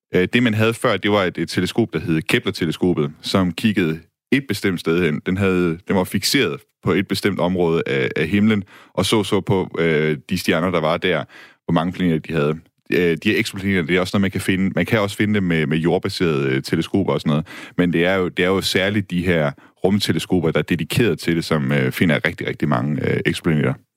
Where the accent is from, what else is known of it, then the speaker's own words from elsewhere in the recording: Denmark; som dansker